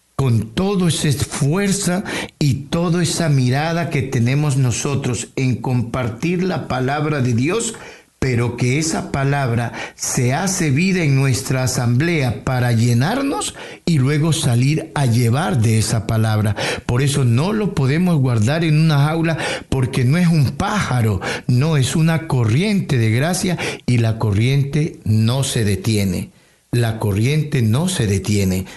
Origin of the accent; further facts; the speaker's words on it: Tumaco, Nariño, Colombia; moved away as an adult; also born or lived in Amazonas, Colombia; now in Toronto, Canada; En Tumaco es mi tierra natal